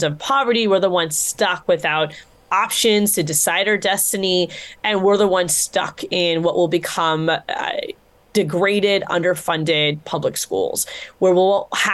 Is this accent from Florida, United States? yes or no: yes; Florida, United States; my home state